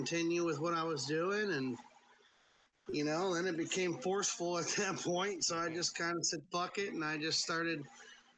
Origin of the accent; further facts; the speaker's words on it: Tampa, Florida, United States; I grew up in Tampa, Florida